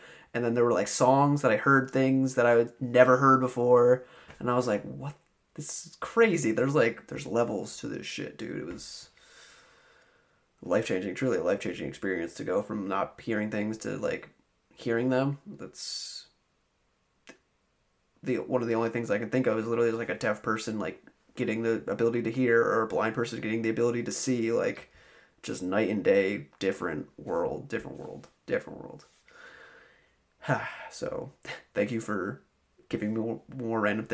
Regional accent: Albany, United States; Albany, where I'm from

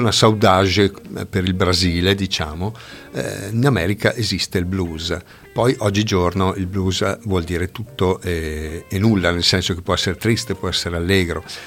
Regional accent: Tesero, Trentino-Alto Adige, Italy; della banda musicale di Tesero, del mio paese

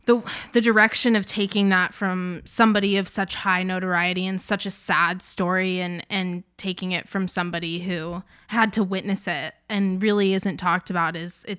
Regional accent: Southern United States, United States; Well, okay. As a Southerner, true.

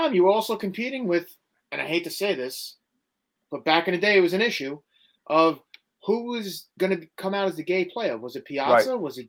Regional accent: New York City, New York, United States; And I grew up in Queens. I was a Queens boy.

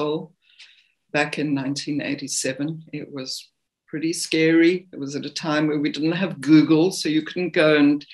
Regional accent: Zimbabwe; moved away as an adult; now in South Africa; I was born in the country known as Rhodesia, which is now Zimbabwe.

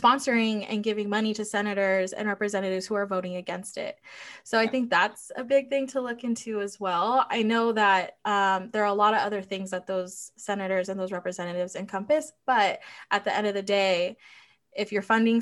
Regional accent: Chula Vista, California, United States; moved away as an adult; now in Rhode Island, United States; her and I growing up in Chula Vista in a very like diverse area

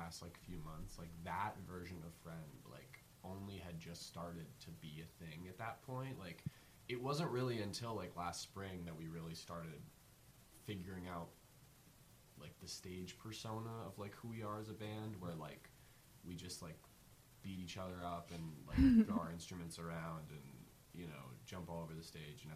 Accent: Alexandria, Virginia, United States; now in Philadelphia, United States; we're all from Virginia. We're from Alexandria, Virginia, which is, like, 3 hours north of Richmond

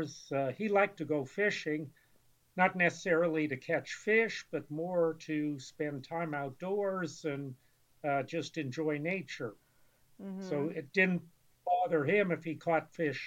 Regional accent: Erie, Pennsylvania, United States; was born and grew up and raised in Erie, Pennsylvania

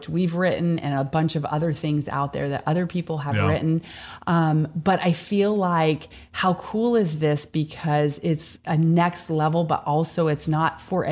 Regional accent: Vermont, United States; moved away as an adult; I ended up moving out of state from my home state of Vermont

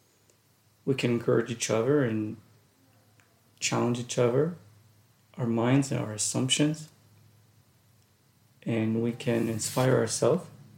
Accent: Jerusalem, Jerusalem District, Israel; English is a second language; moved away as an adult; also born or lived in Russia; now in United States; most of my education, most of my childhood was between Jerusalem and different neighborhoods

